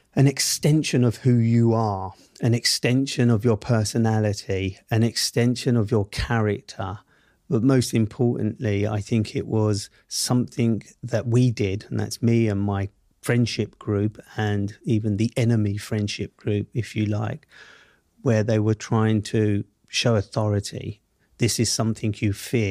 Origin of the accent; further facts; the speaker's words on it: London, United Kingdom; accent: Southeast London; I grew up in Southeast London, Camberwell to be precise